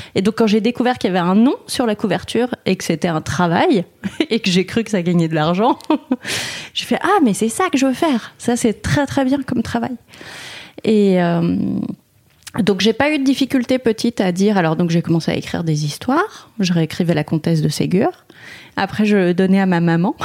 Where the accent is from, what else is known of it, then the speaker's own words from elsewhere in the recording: Paris, Île-de-France, France; moi je suis parisienne, j'ai grandi à Paris, j'étais dans un arrondissement dégueulasse